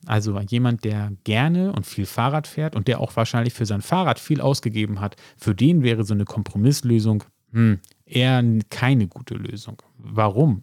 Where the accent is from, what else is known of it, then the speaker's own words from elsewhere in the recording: Hamburg, Germany; ich könnte das als Hamburger sagen